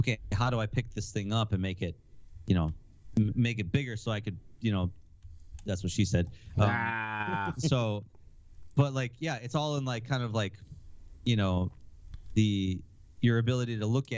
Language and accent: English; Wisconsin, United States; I'm from Wisconsin